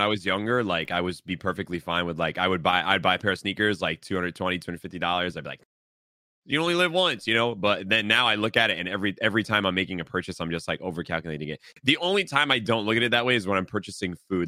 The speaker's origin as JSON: {"language": "English", "area": "New England", "region": "Massachusetts", "country": "United States", "tie": "born or raised there", "said": "We're born and raised in New England"}